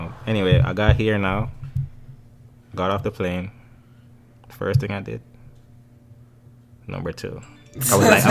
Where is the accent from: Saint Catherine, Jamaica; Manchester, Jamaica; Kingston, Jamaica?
Manchester, Jamaica; Mandeville; accent: Jamaican; moved away as an adult; now in United States; growing up in Jamaica